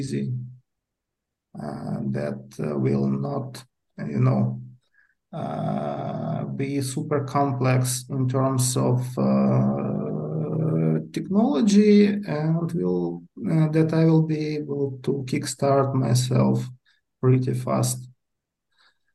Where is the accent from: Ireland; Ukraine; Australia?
Ukraine; Kyiv; I'm from Kiev, Ukraine. Living here all my life.